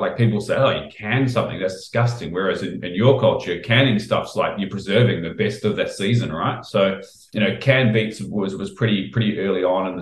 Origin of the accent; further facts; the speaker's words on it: New Zealand; moved away as an adult; now in Australia; when I grew up in New Zealand